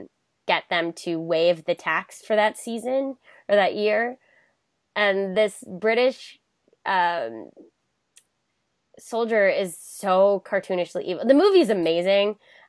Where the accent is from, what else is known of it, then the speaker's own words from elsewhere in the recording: Florida, United States; also born or lived in West Virginia; Like, I know I said I grew up in Florida. It's both. We moved. But a portion of my life was spent there